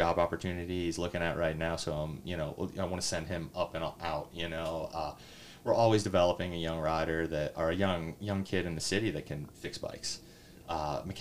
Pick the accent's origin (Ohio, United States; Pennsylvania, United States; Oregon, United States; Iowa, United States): Pennsylvania, United States; Reading; I grew up in Reading. I grew up in that society